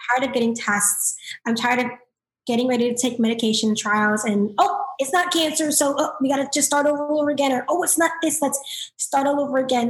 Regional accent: South Florida, United States; I'm from South Florida

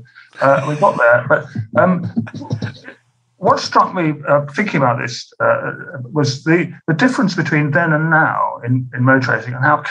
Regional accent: Scotland, United Kingdom; also born or lived in North London; now in London, United Kingdom; I'm Scottish and my dad was very Scottish.

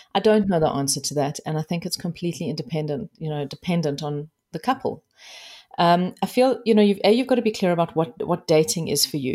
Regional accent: South Africa; I am South African

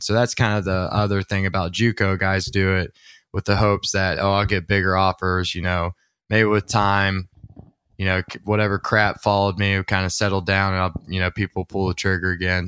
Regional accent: Watkinsville, Georgia, United States; I'm from Walkinsville, Georgia. That's where Zaxby's started

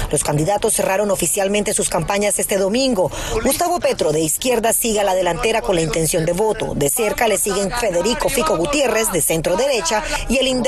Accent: Colombia; now in United States; es la primera vez que como colombiana en 19 años trabajando en PISAS 23 Univisión veo unas votaciones anticipadas tan, tan aglomeradas

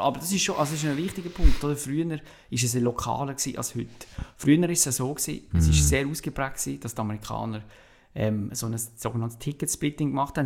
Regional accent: Switzerland; also born or lived in Basel-Stadt; als Schweizer

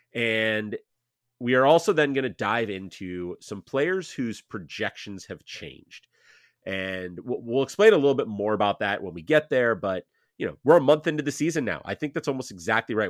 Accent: Cleveland, Ohio, United States; my hometown with my beloved Guardians

